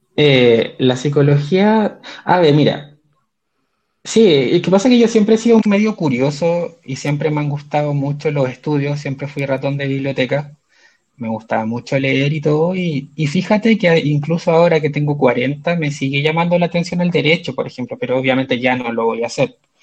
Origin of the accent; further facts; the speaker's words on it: Concepción, Biobío, Chile; moved away as an adult; also born or lived in China; now in Santiago, Chile; soy de Concepción, si bien desde fines del año 2009 vivo fuera de Concepción